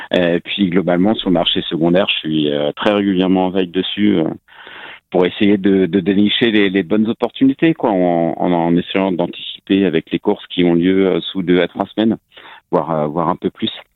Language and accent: French; Rennes, Brittany, France; je suis breton, je suis rennais